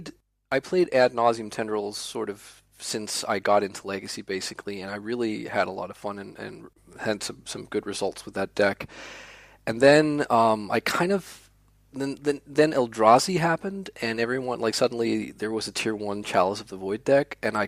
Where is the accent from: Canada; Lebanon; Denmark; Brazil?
Denmark; Copenhagen, Capital Region of Denmark; English is a second language; Being a native of Denmark, it's